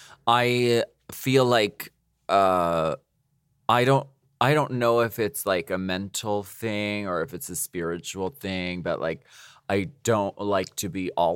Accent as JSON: {"language": "English", "region": "New York", "country": "United States", "said": "I'm Italian. New York Italian."}